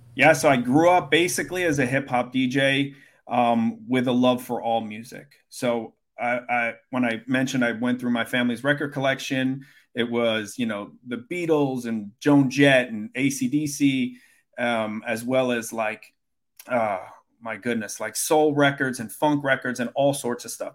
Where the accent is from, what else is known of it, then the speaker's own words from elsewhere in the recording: Brooklyn, New York, United States; I grew up in Brooklyn